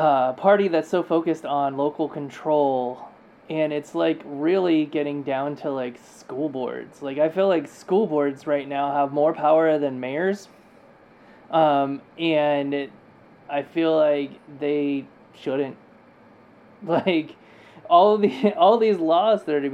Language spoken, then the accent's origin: English; California, United States; moved away; I'm from California